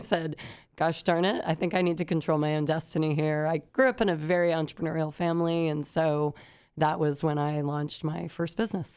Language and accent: English; San Luis Obispo County, Central Coast, California, United States; I grew up on the Central Coast, beautiful San Luis Obispo County